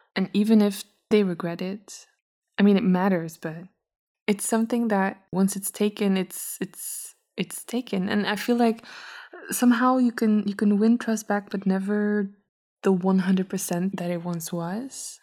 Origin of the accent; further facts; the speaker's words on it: Belgium; also born or lived in Brussels; I'm from Belgium. Uh, not from Brussels. I come from a little smaller city